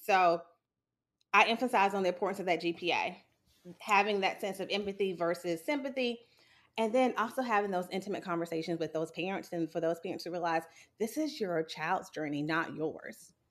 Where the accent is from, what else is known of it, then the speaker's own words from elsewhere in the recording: Sumter, South Carolina, United States; I was born and raised in Sumter, South Carolina